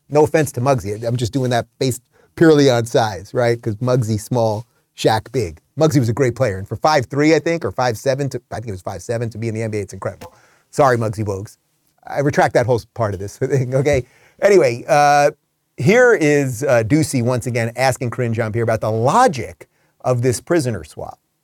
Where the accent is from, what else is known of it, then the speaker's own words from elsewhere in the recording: New York City, New York, United States; I grew up on Howard Stern, grew up in New York City.